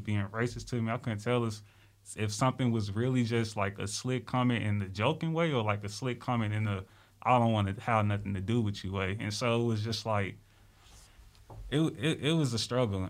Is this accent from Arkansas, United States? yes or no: yes; Little Rock, Arkansas, United States; I'm from Little Rock, Arkansas.